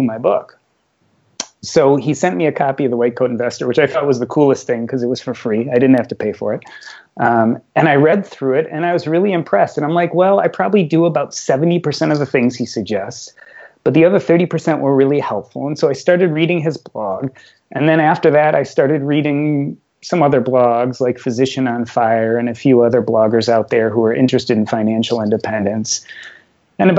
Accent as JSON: {"language": "English", "town": "Chicago", "region": "Illinois", "country": "United States", "tie": "born or raised there", "said": "I grew up in Chicago"}